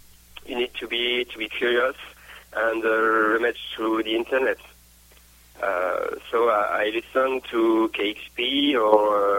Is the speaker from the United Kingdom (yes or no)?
no; France; English is a second language; also born or lived in Clermont-Ferrand, France; we are a French folk band based in Clermont-Ferrand, a city lost in the middle of France